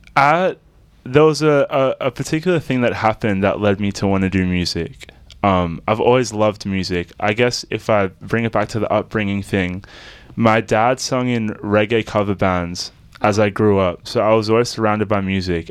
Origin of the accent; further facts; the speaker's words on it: Melbourne, Victoria, Australia; I was born in the southeast suburbs of Melbourne